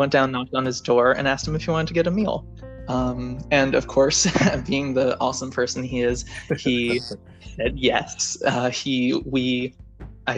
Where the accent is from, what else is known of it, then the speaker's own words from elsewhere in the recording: New York City, New York, United States; moved away as an adult; I'm from New York City. I went to Bronx Science